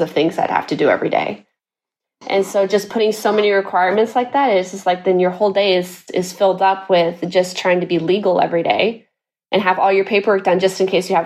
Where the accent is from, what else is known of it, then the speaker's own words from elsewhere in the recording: Guatemala; moved away as an adult; also born or lived in Texas, United States; now in Seville, Spain; we were all born and raised in Guatemala. So when the short story, what I give people, just to simplify my story, I just say I'm half-half. I'm half American, half Guatemalan. I was in Guatemala till I was 19 or 20, spent my whole life in Guatemala.